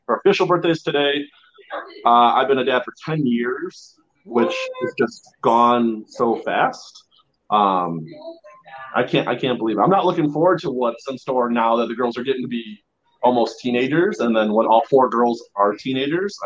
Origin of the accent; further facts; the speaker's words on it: Chicago, Illinois, United States; moved away as an adult; now in California, United States; I grew up in Chicago. My family's from Chicago.